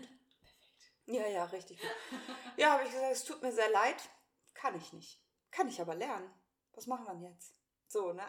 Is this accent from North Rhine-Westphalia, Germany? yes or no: no; Hanover, Lower Saxony, Germany; moved away as an adult; also born or lived in Hamburg / Braunschweig; now in Cremlingen, Germany; bin in Hannover geboren und aufgewachsen, bin da zur Schule gegangen